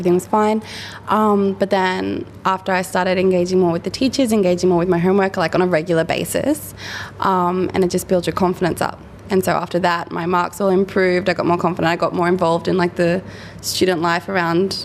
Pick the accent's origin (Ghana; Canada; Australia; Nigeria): Australia; Muswellbrook, New South Wales; moved away as an adult; also born or lived in Sydney / Canberra; I grew up here in Muswellbrook on a property about an hour out of town with my family